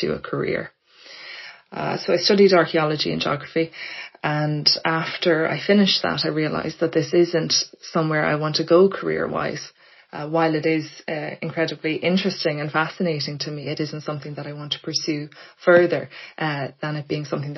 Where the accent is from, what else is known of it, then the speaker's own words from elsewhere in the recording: Blackrock, Leinster, Ireland; moved away as an adult; now in Dublin, Ireland; I grew up in Blackrock in County Louth.